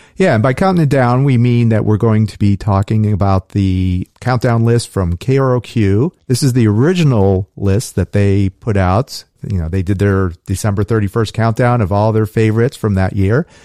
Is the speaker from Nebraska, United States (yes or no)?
no; Los Angeles, California, United States; we grew up in Los Angeles